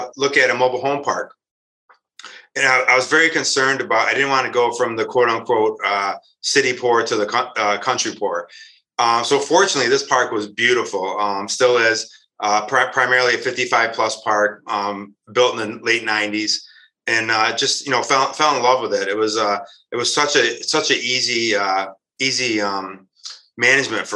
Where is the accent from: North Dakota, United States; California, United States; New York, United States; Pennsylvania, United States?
New York, United States; Rochester; I was born and raised here in Rochester, New York.